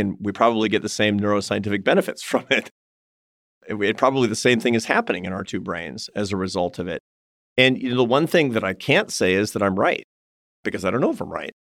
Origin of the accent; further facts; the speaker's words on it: Seattle, Washington, United States; accent: West Coast; first language English; I'm from Seattle, Washington, and I grew up with a West Coast accent and English